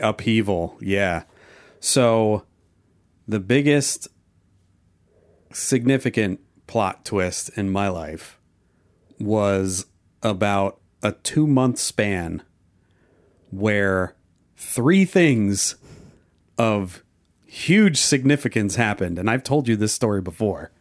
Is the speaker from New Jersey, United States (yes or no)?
yes; New Jersey, United States; moved away; also born or lived in Oklahoma; I was born in New Jersey, but I've been to Oklahoma. I did school, high school in Oklahoma and a couple years of college. at Oklahoma State, and then I went back to New Jersey